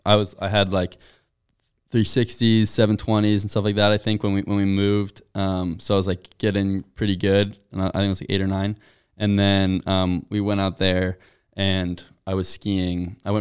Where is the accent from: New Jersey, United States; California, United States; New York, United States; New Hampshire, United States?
New Hampshire, United States; Durham; And I was like, oh yeah, I'm from Durham.